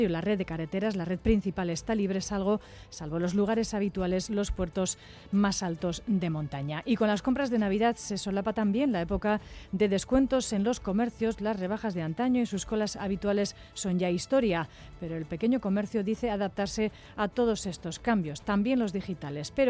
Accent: Colombia; la primera vez que vemos la nieve, venimos de Colombia, entonces venimos a conocer y no, espectacular.

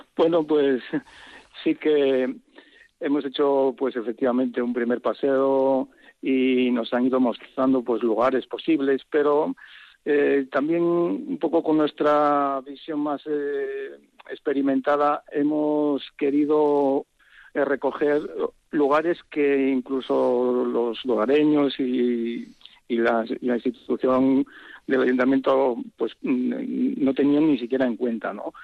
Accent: a small village in León, Castile and León, Spain; es mi lugar de origen, que tiene que ver con, con, mi pueblo, que es un es un pueblecito muy pequeño de León

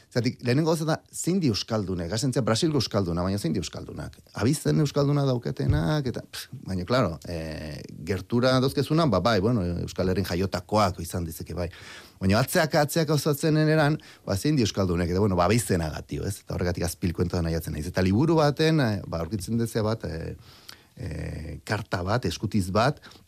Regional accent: Basque Country, Spain; moved away as an adult; also born or lived in Brazil; ni euskaldune naiz e, eta aukeraz e, ba brasildarra naiz

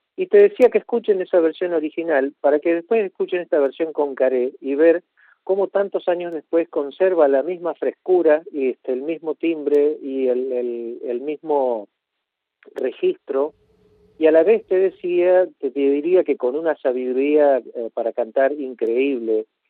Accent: Argentina; tenemos que cantar como argentinos

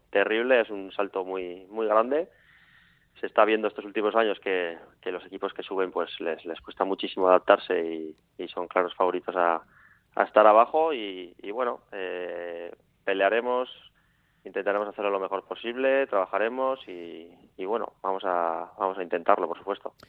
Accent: Villava, Navarre, Spain; los que somos de Villava de toda la vida

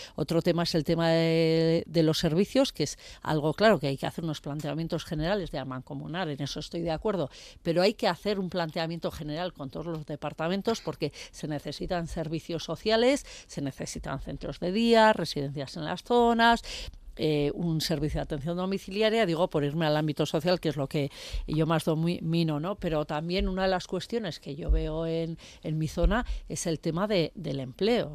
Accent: Tierra Estella, Navarre, Spain; now in Pamplona, Spain; yo vengo de la zona de Estella y, bueno, eh, estoy en un pueblo, bueno, soy de un pueblo, que yo vivo aquí en Iruña

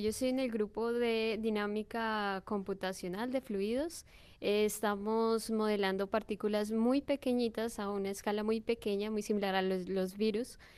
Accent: Colombia; now in Bilbao, Spain; yo soy de Colombia

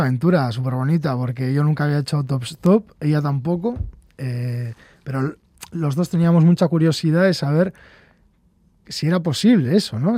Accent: Urduliz, Basque Country, Spain; mi pueblo Urduliz, un pueblo de 3.000 habitantes

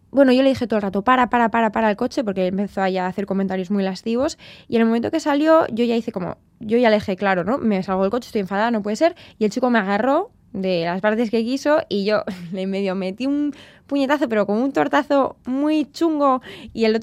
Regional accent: Bilbao, Basque Country, Spain; also born or lived in Tenerife; los de Bilbao nacemos donde sea

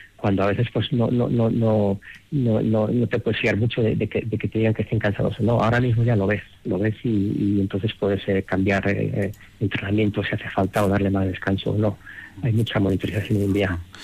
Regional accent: Madrid, Community of Madrid, Spain; moved away as an adult; now in Denver, United States; yo en, Madrid cuando me crié jugué seis años en el Real Madrid en categorías inferiores

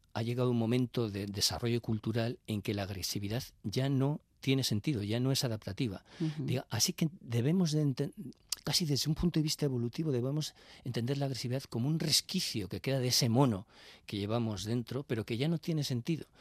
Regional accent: Bilbao, Basque Country, Spain; yo soy de Bilbao y cuando yo iba, y, soy ya muy mayor

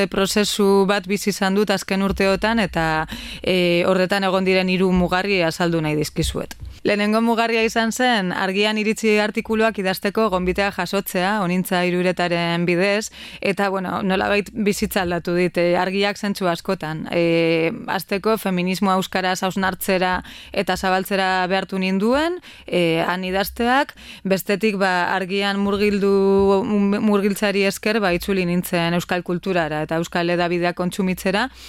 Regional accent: Bilbao, Basque Country, Spain; kasetari bilbotarra naiz

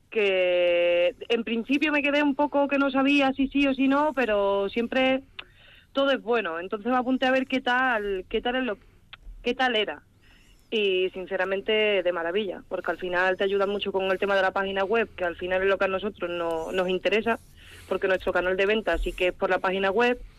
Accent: Cádiz, Andalusia, Spain; now in Quintana, Spain; yo vengo de Cádiz

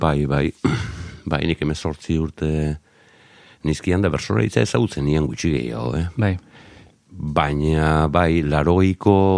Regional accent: Zarautz, Basque Country, Spain; Garoako kaletik, bai, lehen mamis taberna zegoenaren gainean jaiotako nauke

